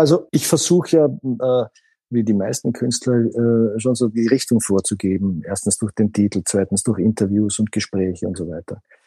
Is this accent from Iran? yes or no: no; Austria; wie ich aufgewachsen bin in Österreich